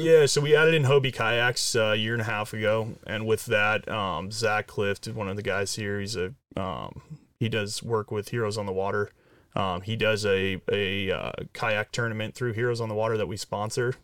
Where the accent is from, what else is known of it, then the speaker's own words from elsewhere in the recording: Orange County, California, United States; I grew up down south in Orange County